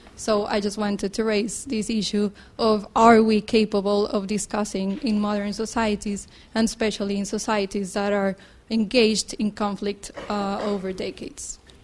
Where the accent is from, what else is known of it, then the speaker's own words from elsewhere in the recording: Colombia; moved away; I am from Colombia